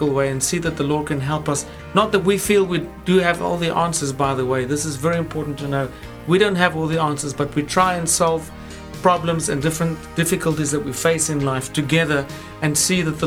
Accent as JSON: {"language": "English", "country": "South Africa", "moved": "yes", "lives_now": "London, United Kingdom", "said": "I'm from South Africa with my wife."}